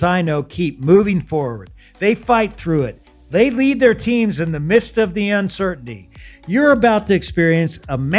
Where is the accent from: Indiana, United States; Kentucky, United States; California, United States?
Kentucky, United States; Louisville; I'm from Louisville